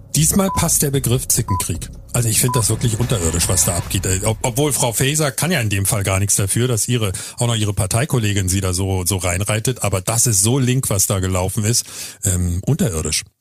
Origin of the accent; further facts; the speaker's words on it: Berlin, Germany; now in Hamburg, Germany; ich bin in Berlin geboren, lebe aber seit sehr vielen Jahren in Hamburg